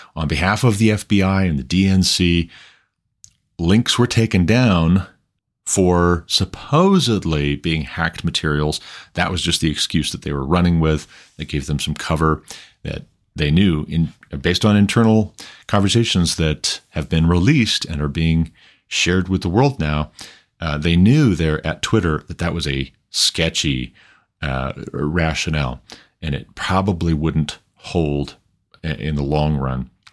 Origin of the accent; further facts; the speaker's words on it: United States; as an American